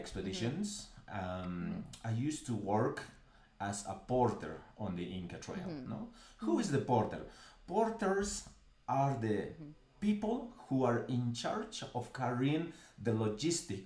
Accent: Cusco, Peru; I was born in Cusco. Cusco is the capital

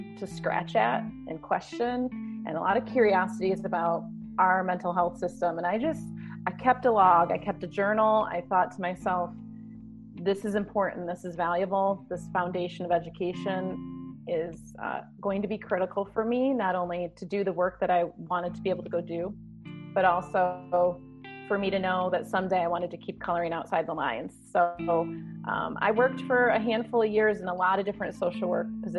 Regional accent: west side of Michigan, United States; So I'm from Michigan, born and raised in the west side of Michigan, close to Lake Michigan

